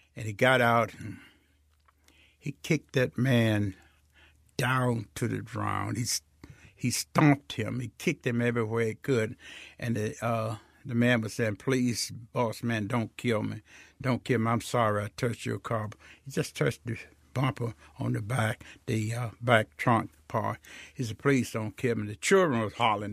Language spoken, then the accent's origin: English; Greenwood, Mississippi, United States; I was born in Rio outside of Greenwood, four miles south